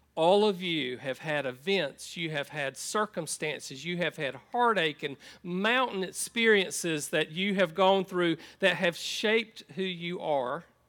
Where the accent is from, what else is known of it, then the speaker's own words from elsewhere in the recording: United States; moved away as an adult; I grew up on a farm in Columbus County